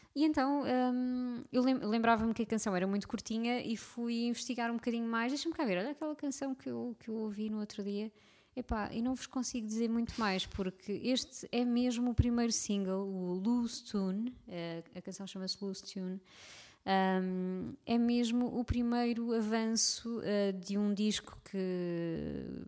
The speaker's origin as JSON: {"language": "Portuguese", "country": "Portugal", "said": "somos nós, portugueses"}